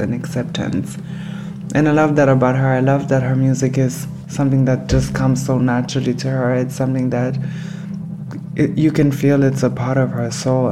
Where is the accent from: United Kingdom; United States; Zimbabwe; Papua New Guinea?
Zimbabwe; Harare; now in Cologne, Germany; I am from Harare, Zimbabwe